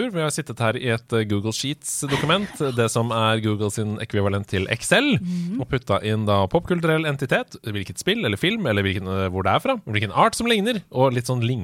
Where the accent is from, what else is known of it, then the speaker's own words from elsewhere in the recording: Sarpsborg, Østfold, Norway; men jeg er fra Østfold.